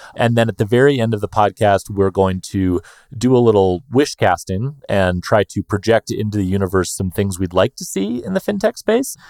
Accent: United States; I'm just an American guy with a less cool accent

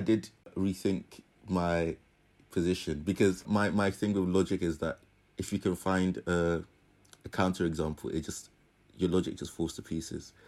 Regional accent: United Kingdom; we're British

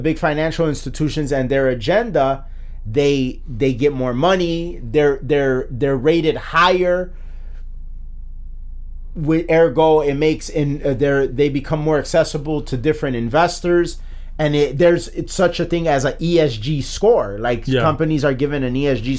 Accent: United States; as an American.

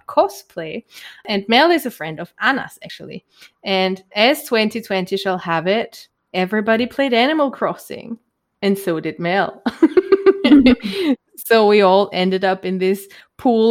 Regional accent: Germany; accent: German; English is a second language; my German accent

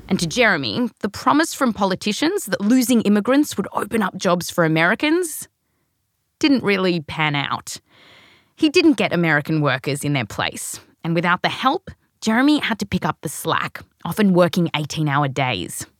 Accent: Australia; also born or lived in California; now in United States; the accent's actually real, but I was born here, raised in Australia.

